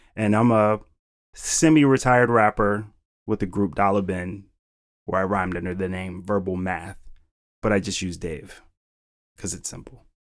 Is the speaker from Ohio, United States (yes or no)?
yes; Cleveland, Ohio, United States; moved away as an adult; also born or lived in Wisconsin; now in Philadelphia, United States; born and raised in Cleveland, Ohio